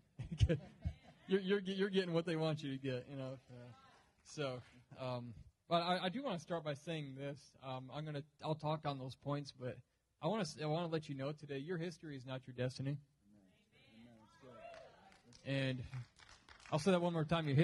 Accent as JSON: {"language": "English", "town": "Jackson", "region": "Michigan", "country": "United States", "tie": "born or raised there", "moved": "yes", "lives_now": "Dallas, United States", "said": "I grew up in Jackson, Michigan, about an hour west of Detroit, Michigan. And I am in Texas now. I live up in Dallas."}